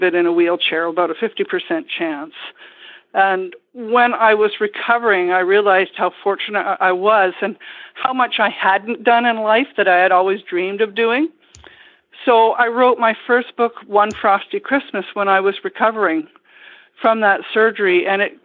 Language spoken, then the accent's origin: English; Ottawa, Ontario, Canada; moved away as an adult; now in Vancouver Island, Canada; I grew up in Ottawa, in Ontario, originally